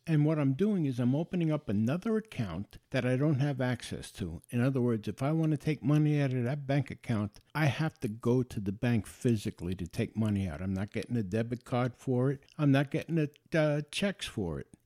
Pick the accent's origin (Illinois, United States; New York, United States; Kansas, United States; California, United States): New York, United States; I was born and raised in New York